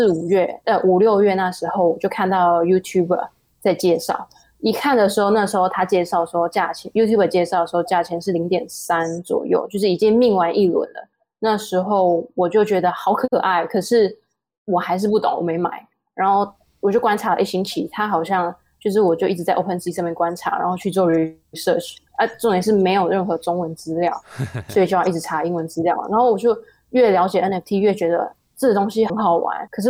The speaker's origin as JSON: {"language": "Chinese", "country": "Taiwan", "said": "然后后来我们就是台湾人自己又组了一个，对，然后我是从这几个社群再慢慢回到哦 Discord 跟 Twitter 这样。"}